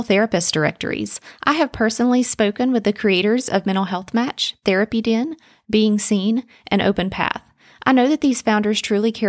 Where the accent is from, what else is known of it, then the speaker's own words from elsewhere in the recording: Robbinsville, North Carolina, United States; now in Asheville, United States; I grew up in Robbinsville, a small town in western North Carolina